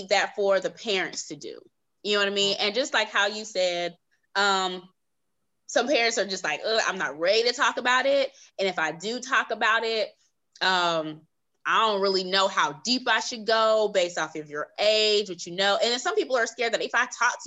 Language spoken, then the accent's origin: English; California, United States; I'm from California, and I came out to Atlanta on a college tour